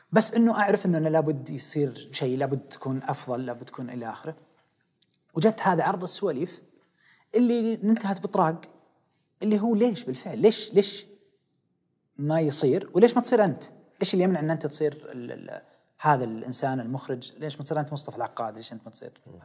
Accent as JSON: {"language": "Arabic", "town": "Riyadh", "region": "Riyadh Province", "country": "Saudi Arabia", "tie": "born or raised there", "also_born_or_lived": "Khobar", "said": "انا من وليد الخبر آه لكن نشأوا ويعني ترعرعت في الرياض كلها"}